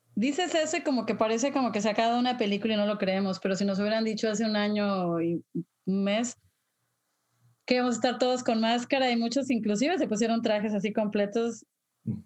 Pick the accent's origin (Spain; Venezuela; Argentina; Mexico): Mexico; moved away; yo cuando era niña en México